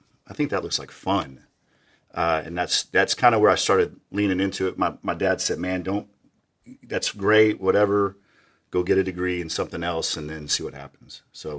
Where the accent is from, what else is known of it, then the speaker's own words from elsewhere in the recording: Dallas, Texas, United States; I grew up in Lake Highlands. I was very fortunate to grow up in a pretty good neighborhood. I lived right by Northeast Patrol.